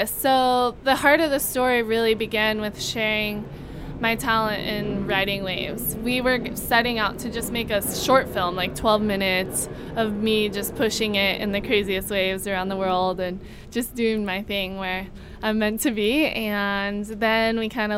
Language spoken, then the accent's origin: English; Hawaii, United States; I'm born and raised in Hawaii.